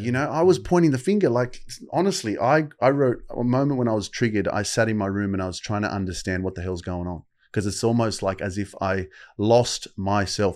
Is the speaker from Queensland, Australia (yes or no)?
no; Sydney, New South Wales, Australia; I'd been living in Sydney all my life